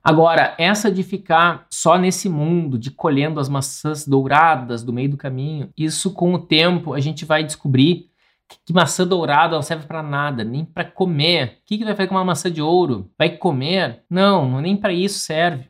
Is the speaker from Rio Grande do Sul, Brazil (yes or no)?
yes; Porto Alegre, Rio Grande do Sul, Brazil; Eu sou de Porto Alegre